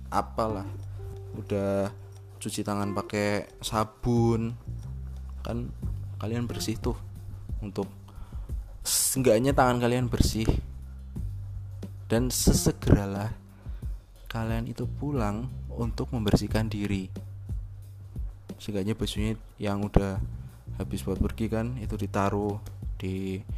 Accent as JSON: {"language": "Indonesian", "region": "Java", "country": "Indonesia", "said": "karena saya orang Jawa hidup di Jawa"}